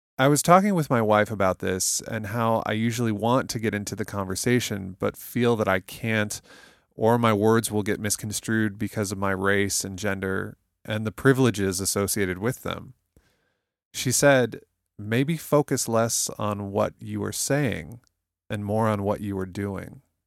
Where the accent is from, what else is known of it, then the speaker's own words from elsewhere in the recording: United States; I'm an American